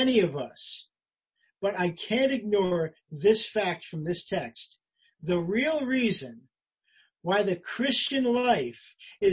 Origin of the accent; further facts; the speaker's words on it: United States; I'm an American